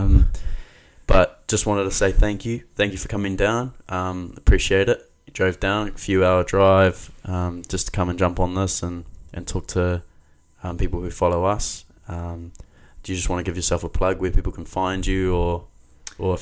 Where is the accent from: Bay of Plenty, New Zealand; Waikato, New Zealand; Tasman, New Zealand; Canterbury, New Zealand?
Bay of Plenty, New Zealand; Mount Maunganui; I grew up here in the Mount